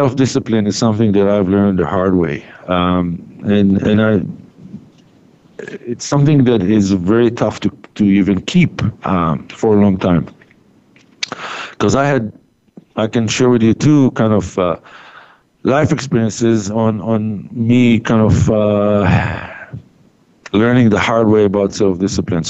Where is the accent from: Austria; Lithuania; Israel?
Israel; moved away as an adult; I was born and raised in Israel